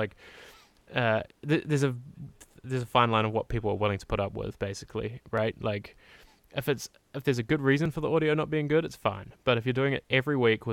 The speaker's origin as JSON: {"language": "English", "country": "New Zealand", "said": "I'm from New Zealand, and so like our P's are very like, puh"}